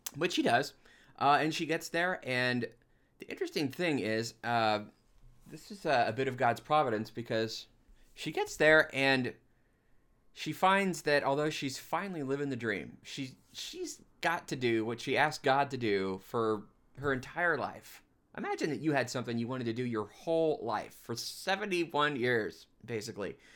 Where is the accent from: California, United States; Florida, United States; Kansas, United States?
Kansas, United States; Leavenworth; I was born in Leavenworth and, and grew up in the, the Archdiocese of Kansas City in Kansas my whole life